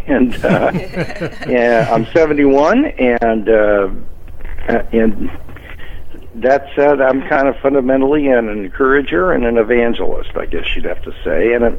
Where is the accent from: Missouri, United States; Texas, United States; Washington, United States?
Missouri, United States; Kansas City; moved away as an adult; now in Southern California, United States; I was born and raised in Kansas City, Missouri.